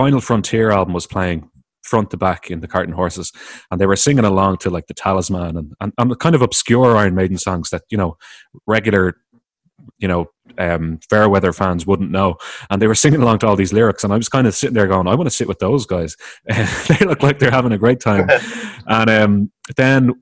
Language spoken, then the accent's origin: English; Ireland; I'm from the Republic of Ireland, which is just called Ireland